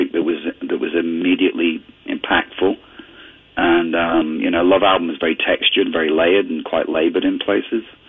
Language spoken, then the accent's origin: English; Ontario, Canada; also born or lived in northwestern Europe; growing up in Canada, I immigrated to Canada when I was 11